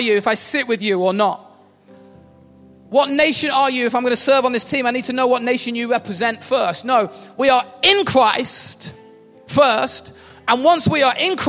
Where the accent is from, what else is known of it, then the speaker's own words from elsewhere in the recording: England, United Kingdom; also born or lived in Wales; I was born in Wales. I have a New Zealand passport and a British passport. But yet I feel quite English. I've lived in England since I was 2.